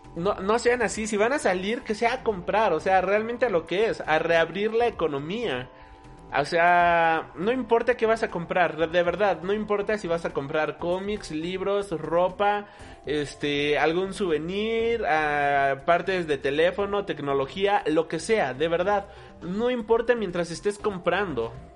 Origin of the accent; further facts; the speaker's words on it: Mexico; aquí en la Ciudad de México, nosotros somos de México